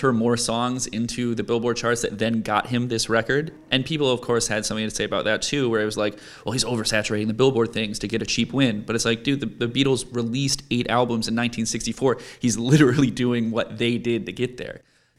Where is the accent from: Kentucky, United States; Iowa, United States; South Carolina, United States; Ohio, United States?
Ohio, United States; Cleveland; I'm from Cleveland